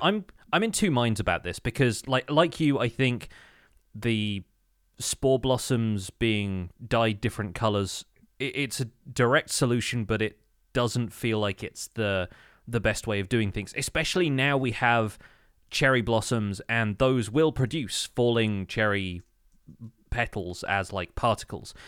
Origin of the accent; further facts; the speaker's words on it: United Kingdom; as a British person